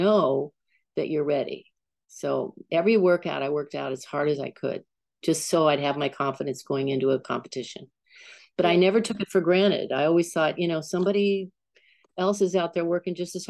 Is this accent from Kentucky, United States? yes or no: no; San Diego, California, United States; also born or lived in San Francisco / Lafayette; I grew up in San Diego, and my father used to take me into the ocean when I was a toddler. And then we moved to San Francisco